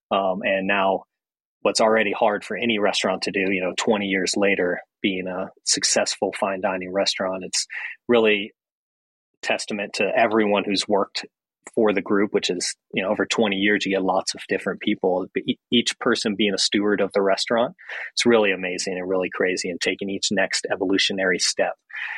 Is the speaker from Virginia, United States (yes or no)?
yes; Roanoke, Virginia, United States; moved away as an adult; also born or lived in Atlanta, Georgia / Aspen, Colorado; now in Boulder, United States; No, I'm from Roanoke, Virginia, a little small town in Southwest Virginia.